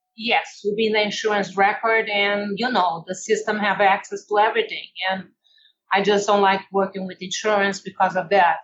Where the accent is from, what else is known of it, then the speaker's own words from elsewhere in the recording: Brazil; English is a second language; moved away as an adult; now in United States; I come from Brazil, where it's very laid back